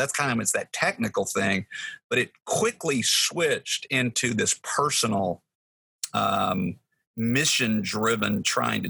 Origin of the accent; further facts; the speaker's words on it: Texas, United States; moved away; I'm from Texas